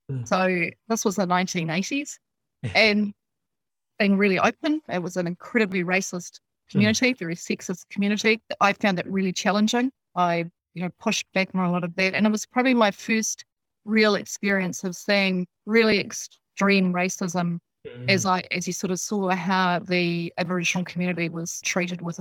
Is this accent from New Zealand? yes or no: yes; Dunedin, Otago, New Zealand; moved away as an adult; now in Nelson, New Zealand; I was born in Otapoti down there in the south.